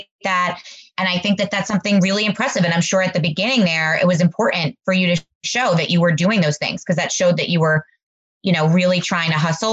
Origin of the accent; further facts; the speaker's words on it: New Jersey, United States; moved away as an adult; now in Fair Haven, United States; we didn't have a lot of carnivals growing up in North Jersey